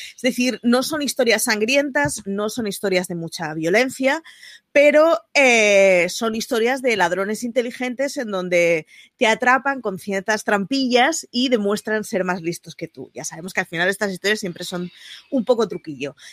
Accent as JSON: {"language": "Spanish", "town": "Barcelona", "region": "Catalonia", "country": "Spain", "said": "como barcelonesa que siempre es representada por una sagrada familia a la que no voy ni una vez al año"}